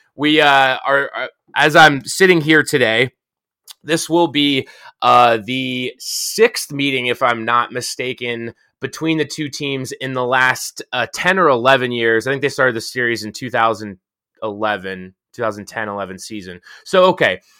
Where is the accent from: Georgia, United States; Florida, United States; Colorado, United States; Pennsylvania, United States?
Pennsylvania, United States; Pittsburgh; I'm from Pittsburgh